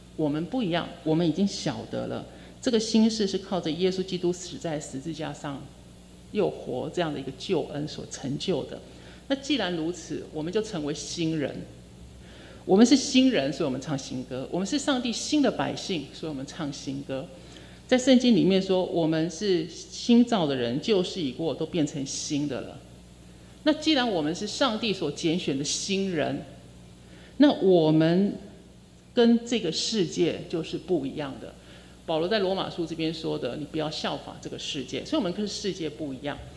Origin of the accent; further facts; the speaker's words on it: southern Taiwan, Taiwan; 因为我是南部的人